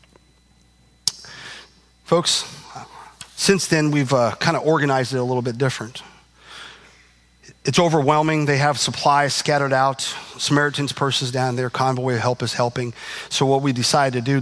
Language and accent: English; Indiana, United States; I'm from Indiana